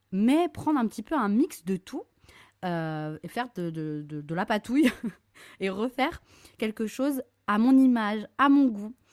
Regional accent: Lorient, Brittany, France; j'ai grandi à Lorient, une petite ville en Bretagne

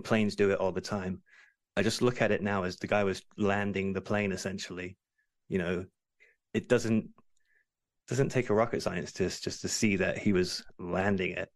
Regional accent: England, United Kingdom; I'm English.

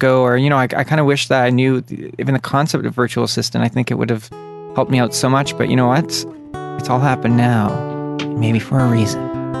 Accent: Canada; I'm from Canada.

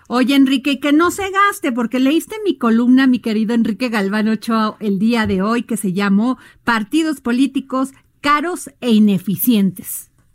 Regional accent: Veracruz, Mexico; en mi pueblo Veracruz

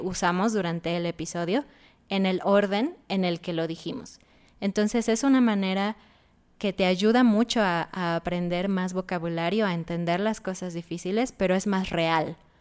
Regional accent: Mexico; nosotros somos de México

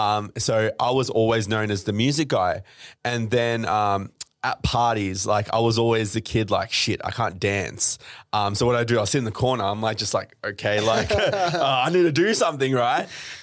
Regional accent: Melbourne, Victoria, Australia; also born or lived in Dubai; So came to Australia in 99, mm-hmm. Grew up all in Melbourne.

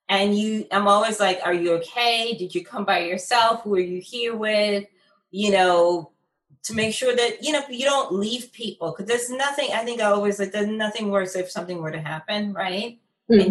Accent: Philadelphia, Pennsylvania, United States; here in my hometown of Philadelphia

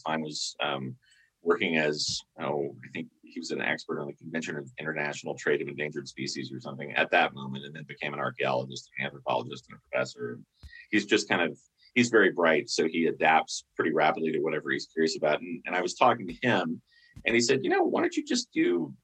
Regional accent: New Orleans, Louisiana, United States; moved away as an adult; also born or lived in Mississippi; I moved from New Orleans, where I grew up

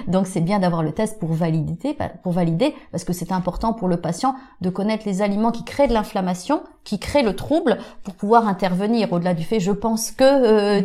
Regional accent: Auvergne-Rhône-Alpes, France; je suis auvergnate élevée à la campagne

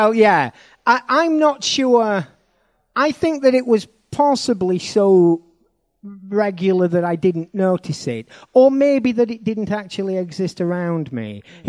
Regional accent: Barnsley, Yorkshire and the Humber, United Kingdom; accent: northern; I'm from Barnsley, by the way, everybody.

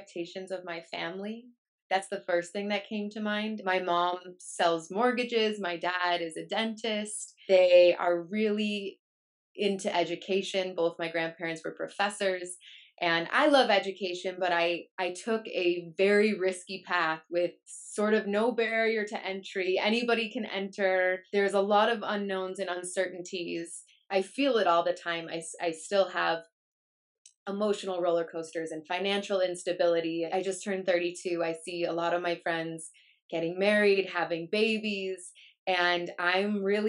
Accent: Chicago, Illinois, United States; moved away as an adult; also born or lived in Madison, Wisconsin; now in Los Angeles, United States; I grew up in Chicago and went to school in Madison, Wisconsin

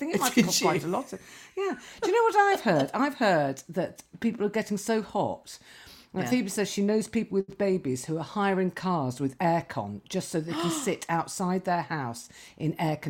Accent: Kuala Lumpur, Malaysia; born there; because I was born out in Kuala Lumpur.

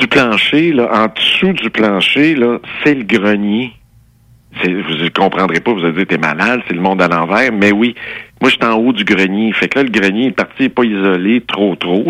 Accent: Saint-Rémy, Quebec, Canada; born or raised there

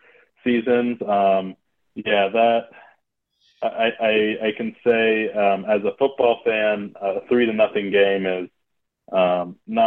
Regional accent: Oakland, California, United States; moved away as an adult; also born or lived in Madison, Wisconsin / New York; I grew up in Oakland, California

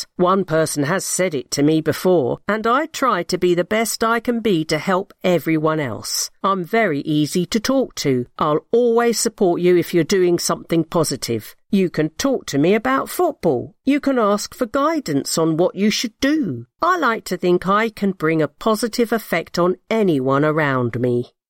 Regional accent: London, United Kingdom; where I'm from, the football pitch at Elthorne Park, is so important. I moved from East London, and the pitch is where I've met all my friends.

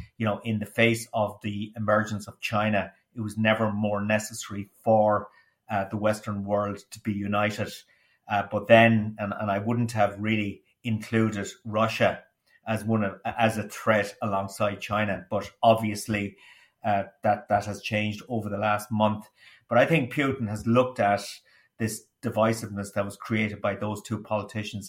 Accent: Ireland; As an Irish person

